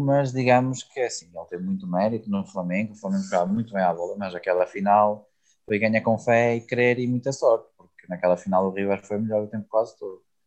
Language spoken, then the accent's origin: Portuguese; Portugal; enquanto português